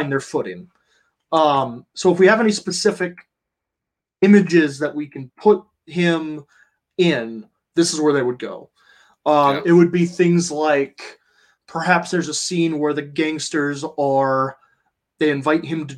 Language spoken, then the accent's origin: English; Ohio, United States; I grew up in Ohio